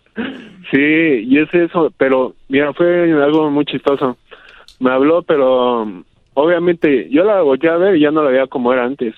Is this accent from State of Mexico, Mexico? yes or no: yes; Toluca, State of Mexico, Mexico; yo soy de Toluca, aquí del Estado de México